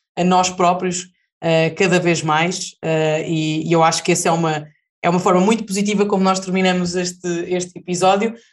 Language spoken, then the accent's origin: Portuguese; Portugal